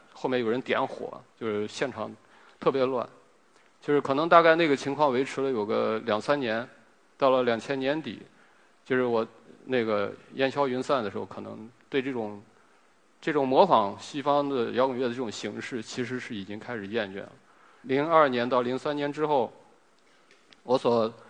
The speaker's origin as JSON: {"language": "Chinese", "town": "Yinchuan", "region": "Ningxia", "country": "China", "tie": "born or raised there", "also_born_or_lived": "Wenling, Zhejiang", "said": "从小我是在浙江，在一个浙江温岭的一个小镇上出生，然后长到七岁。我七岁之后呢，到了银川"}